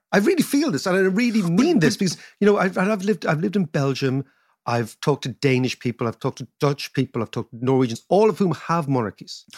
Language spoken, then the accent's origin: English; Ireland; being Irish